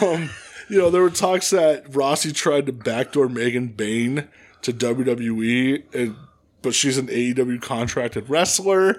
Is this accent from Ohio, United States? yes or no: no; Hanover Township, Pennsylvania, United States; I'm from Hanover